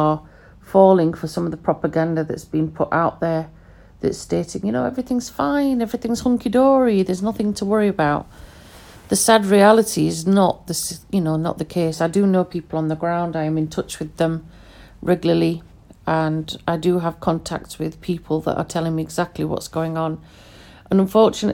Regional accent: United Kingdom; first language Pashto; English is a second language; I'm educated in the UK. I'm born in the UK.

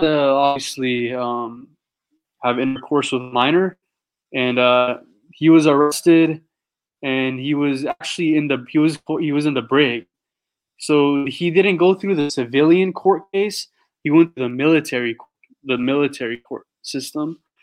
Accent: San Diego, California, United States; I'm from San Diego

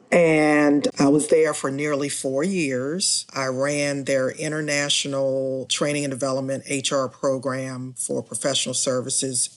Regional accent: Washington, District of Columbia, United States; I grew up in Washington, D C

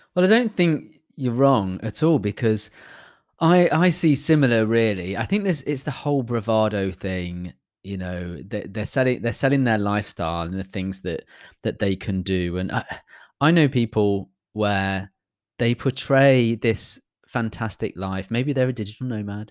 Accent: United Kingdom; as a British person

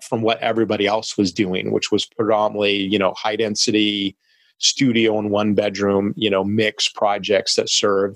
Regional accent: Long Beach, California, United States; downtown Long Beach, which is, you know, my hometown city and where we're based as a company.

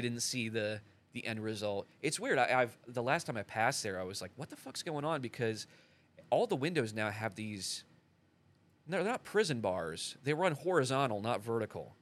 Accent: United States; I was pretty much born and raised around here. I grew up in a little town called Albernette

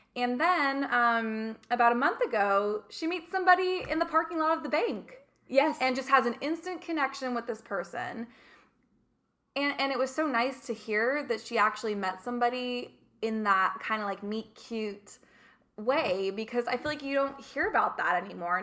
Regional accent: Redondo Beach, California, United States; moved away as an adult; also born or lived in London / Mediterranean; I'm born and raised in Redondo

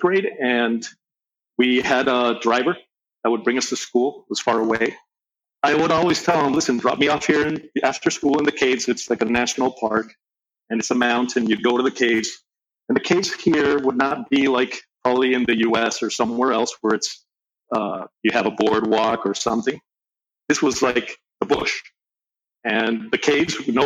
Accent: Venezuela; also born or lived in Caracas, Venezuela / Valencia, Venezuela; I grew up in, between two cities in Venezuela, between Caracas and Valencia

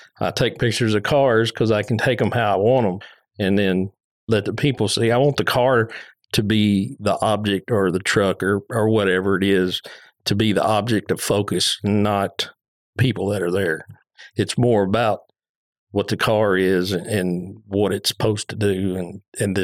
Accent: Houston, Texas, United States; also born or lived in Fort Lauderdale, Florida / Louisiana / Fairfield, Texas; I grew up in South Houston

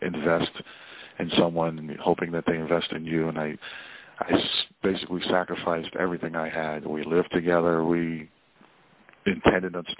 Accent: Boston, Massachusetts, United States; I am from Boston

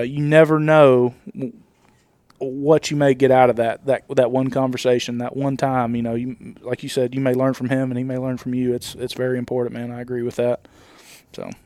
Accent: Nashville, Tennessee, United States; I'm from Nashville and I'm in Alabama right now.

